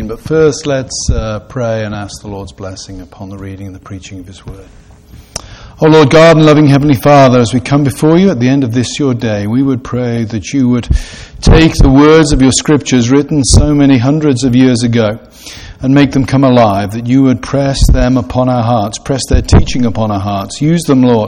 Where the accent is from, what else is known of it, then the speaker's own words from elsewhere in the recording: Gloucestershire, South West England, United Kingdom; I grew up in a town in Gloucestershire, in the west of England, that was the centre of the wool trade.